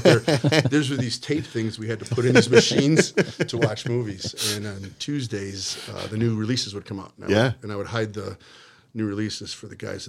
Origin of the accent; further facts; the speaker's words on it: Chicago, Illinois, United States; also born or lived in Northlake, Illinois; I grew up in the city, north side, 2400 north between Fullerton and Montana, Lincoln Park area.